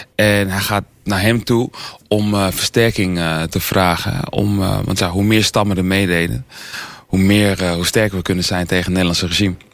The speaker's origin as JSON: {"language": "Dutch", "town": "Almere", "region": "Flevoland", "country": "Netherlands", "tie": "born or raised there", "said": "ik ben natuurlijk hier eh, geboren, hier opgegroeid"}